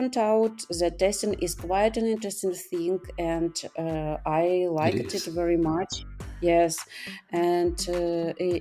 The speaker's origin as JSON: {"language": "English", "country": "Ukraine", "moved": "as an adult", "lives_now": "Spain", "said": "I'm from Ukraine, but now due to some events, I live in Spain"}